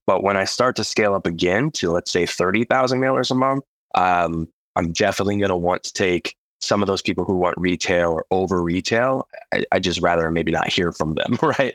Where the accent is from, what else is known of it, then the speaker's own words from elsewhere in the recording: Idaho, United States; I'm from Idaho, the great state of Idaho